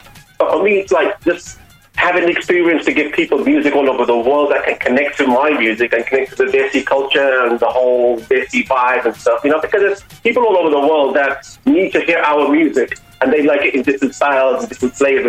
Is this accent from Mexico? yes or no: no; Birmingham, West Midlands, United Kingdom; growing up in Birmingham